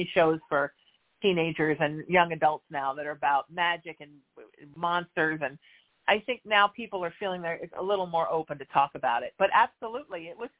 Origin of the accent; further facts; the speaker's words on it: Orange County, California, United States; growing up in Orange County in the 80s, which was extremely conservative